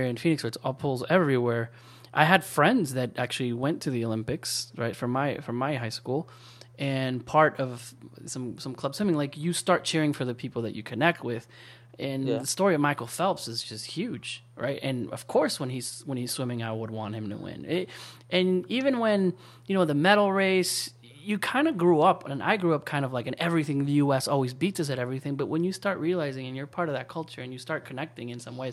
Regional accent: Mexico; now in United States; I was born in Mexico. I came here, and I lived in Mexico, went to school in Mexico, and came here.

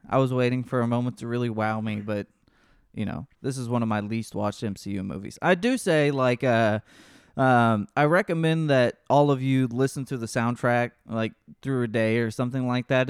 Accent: Texas, United States

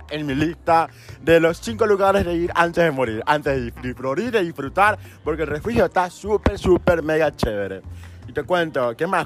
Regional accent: Guayaquil, Guayas, Ecuador; Yo soy de aquí, de, Guayaquil mismo.

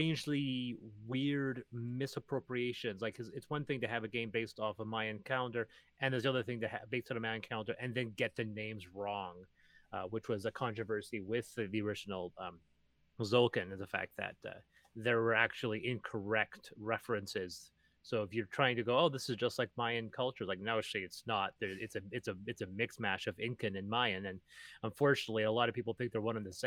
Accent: Naramata/Penticton area, British Columbia, Canada; my hometown

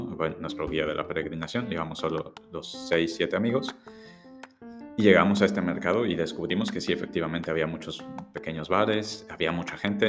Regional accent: Mexico; éramos mexicanos

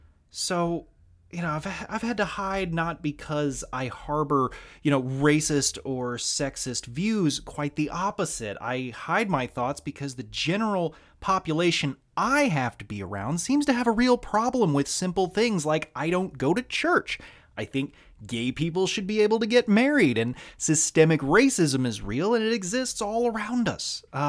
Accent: the South, United States; I am a Southerner. I was born and raised entirely in the South. I don't feel like I identify as Southern. In fact, a staggering number of people that I meet think I'm from the Midwest with this voice that I have. As you can tell, I never picked up the accent.

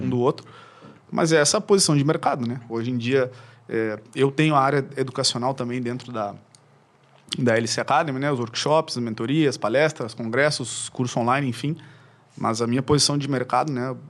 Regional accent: Uruguaiana, Rio Grande do Sul, Brazil; now in Porto Alegre, Brazil; eu sou natural de Uruguaiana, que é uma cidade eh, do interior aqui do Rio Grande do Sul. E eu vim para cá quando eu tinha para cá para Porto Alegre, digo, né, quando eu tinha eh, ali na transição de 13 para 14 anos

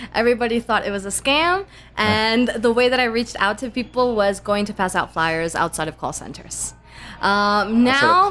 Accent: Bradenton, Florida, United States; now in Mexico; I was raised in Bradenton, Florida. That's what I call hometown.

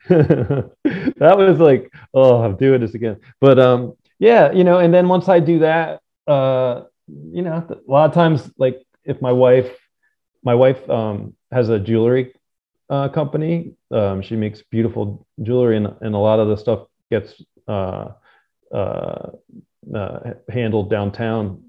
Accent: New Jersey, United States; I grew up in Jersey

